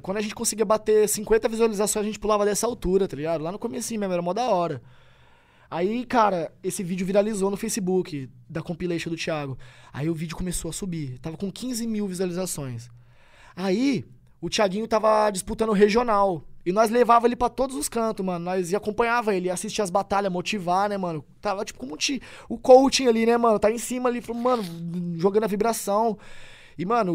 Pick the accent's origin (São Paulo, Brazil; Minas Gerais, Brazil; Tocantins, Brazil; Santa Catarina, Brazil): São Paulo, Brazil; Tupã; moved away as an adult; Tupã é minha cidade natal